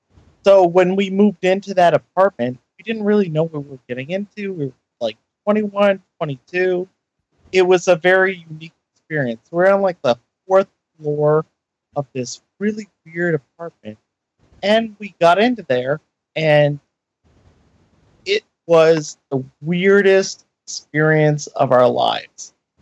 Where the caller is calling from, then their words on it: Maine, United States; I'm calling from Maine.